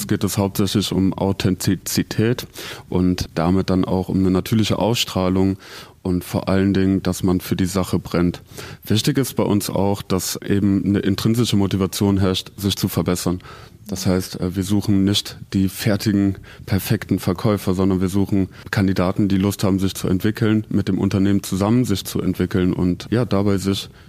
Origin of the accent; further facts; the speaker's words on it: Germany; now in Zurich, Switzerland; Also ich komme aus Deutschland und ich glaube, so weit ist der Schweizer vom Deutschen nicht weg.